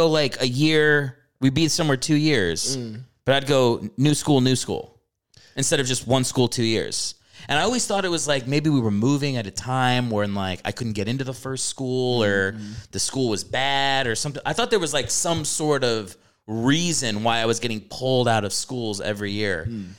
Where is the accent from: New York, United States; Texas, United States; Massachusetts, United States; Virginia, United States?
Virginia, United States; also born or lived in Maryland; So yeah, I think I can claim Maryland as like a secondary, but I do feel like I'm more from Virginia.